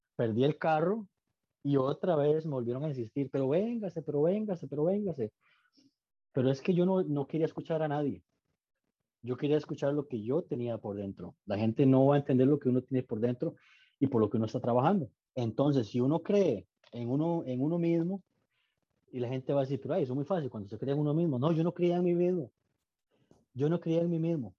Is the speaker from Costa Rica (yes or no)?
yes; Costa Rica; moved away as an adult; now in Austin, United States; soy costarricense que le da trabajo a americanos